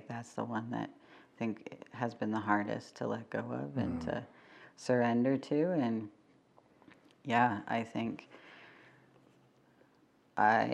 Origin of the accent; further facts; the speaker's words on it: Calgary, Alberta, Canada; I was born and raised in Mokensis, Treaty 7. I still live here